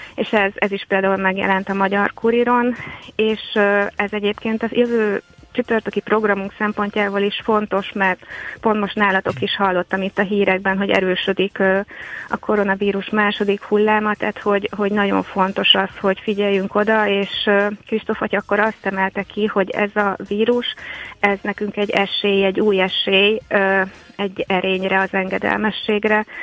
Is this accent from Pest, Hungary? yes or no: yes; Diósd, Pest, Hungary; gyerekkoromban, itt Diósdon